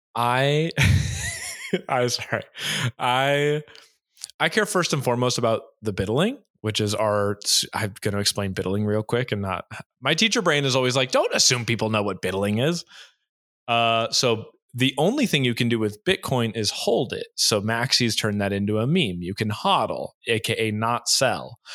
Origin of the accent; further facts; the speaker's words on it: United States; moved away; also born or lived in Hawaii, United States / Orange County, California, United States / Boston, United States; I grew up in Hawaii